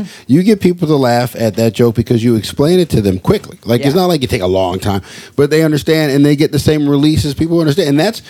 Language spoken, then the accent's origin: English; Los Angeles, California, United States; the fact that I was raised in L.A., I might speak differently. I was raised in certain neighborhoods.